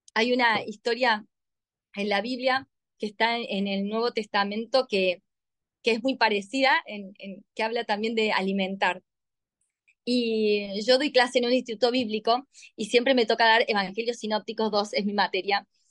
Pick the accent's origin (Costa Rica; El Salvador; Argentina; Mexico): Argentina; Córdoba; yo soy argentina, 100% argentina, muy cordobesa